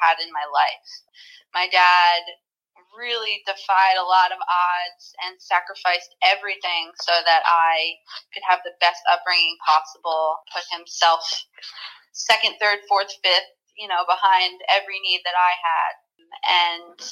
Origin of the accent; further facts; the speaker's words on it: Pequannock, New Jersey, United States; I was playing in Little League in my hometown in Pequannock, New Jersey